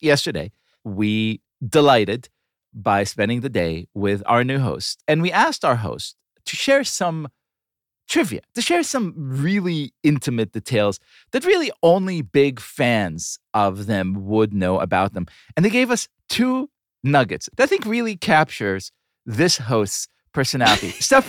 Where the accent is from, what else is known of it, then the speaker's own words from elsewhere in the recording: Israel; growing up in Israel in the 80s